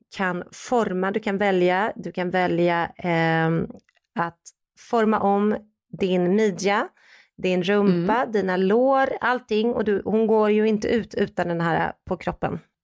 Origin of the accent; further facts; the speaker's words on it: Sweden; moved away as an adult; now in United States; som svensk